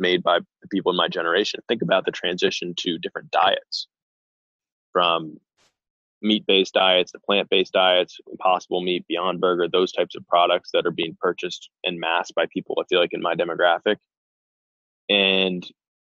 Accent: Short Hills, New Jersey, United States; born or raised there; moved away as an adult; also born or lived in Morristown, New Jersey; now in Idaho, United States

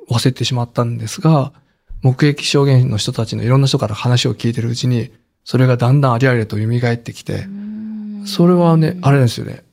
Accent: Higashishirakawa, Gifu, Japan; moved away; 子供の頃からもう散々自分のふるさとは東赤村は土の子で有名だっていうこともあって

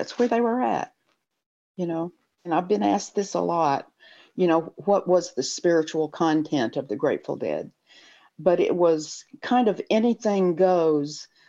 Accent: the South, United States; I was raised in the South where spirituality really wasn't as much as it was religion and a religious view of what spirituality should be.

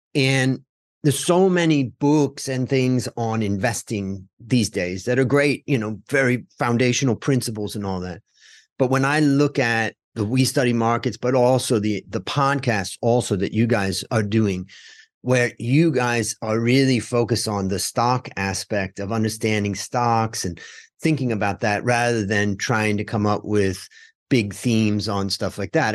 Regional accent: United States; when I grew up in America

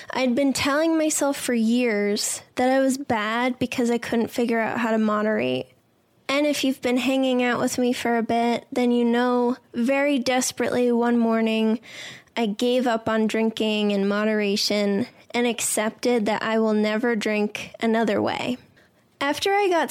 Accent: Boston, Massachusetts, United States; I'm some lady from Boston

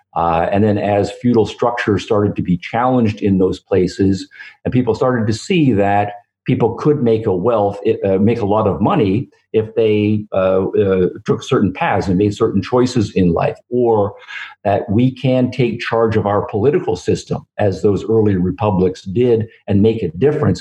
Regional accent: Canada; moved away as an adult; now in United States; growing up in Canada and living most of my career in the United States

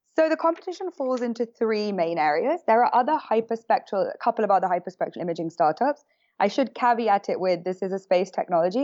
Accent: London, United Kingdom; moved away as an adult; now in San Francisco, United States; I am from London.

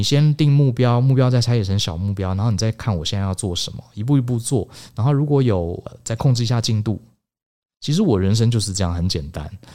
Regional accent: Taiwan; 我们台湾人

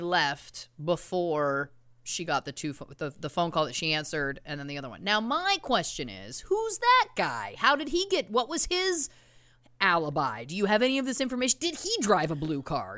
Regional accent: Canada; we're Canadian.

